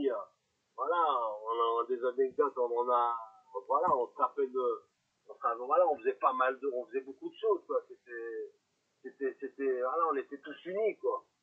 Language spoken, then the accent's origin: French; Lyon, Auvergne-Rhône-Alpes, France; moi, je suis un lyonnais, je suis un gerlandais.